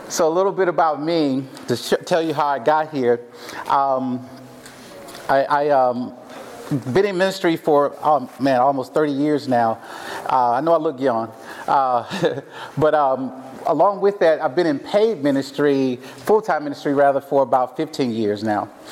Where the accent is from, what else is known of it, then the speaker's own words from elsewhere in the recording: Mississippi, United States; accent: southern twang; moved away as an adult; now in Portland, United States; I am from Mississippi hence my little southern twang here.